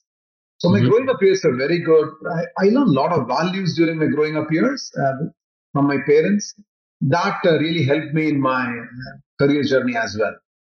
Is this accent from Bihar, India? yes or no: no; Nagpur, Maharashtra, India; I would say one of the great places to live in India is Nagpur. So my childhood was very good.